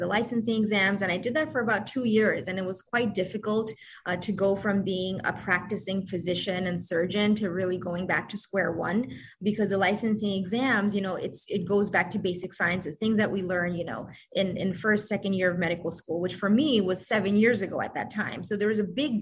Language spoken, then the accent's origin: English; New York, United States; also born or lived in Bangladesh; I grew up in New York